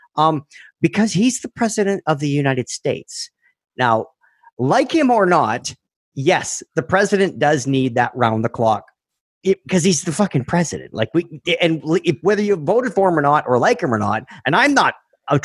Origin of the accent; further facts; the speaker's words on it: Canada; We're Canadian